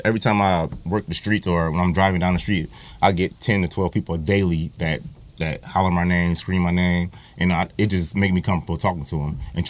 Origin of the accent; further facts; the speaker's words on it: Toledo, Ohio, United States; me being born and raised in Toledo